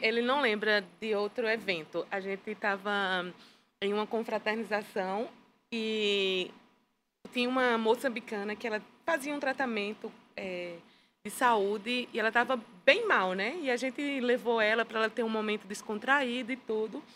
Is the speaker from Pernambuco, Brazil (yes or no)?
yes; Petrolina, Pernambuco, Brazil; moved away as an adult; also born or lived in Campina Grande / Angola; eu sou natural de Petrolina, Pernambuco